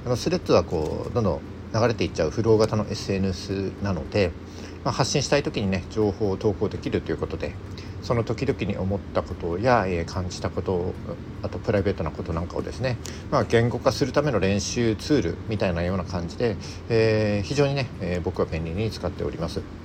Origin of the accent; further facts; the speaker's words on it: mountains of Yamagata, Japan; 僕あの出身が山形の山奥なので